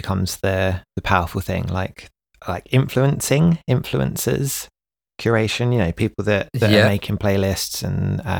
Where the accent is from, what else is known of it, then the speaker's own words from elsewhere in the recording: United Kingdom; So we're both British, and the UK has had quite the few years, quite the 5 years, politically.